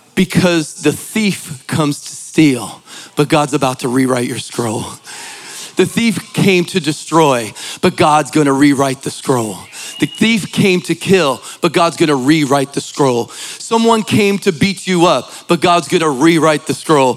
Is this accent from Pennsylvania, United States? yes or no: yes; Philadelphia, Pennsylvania, United States; I'm from Philly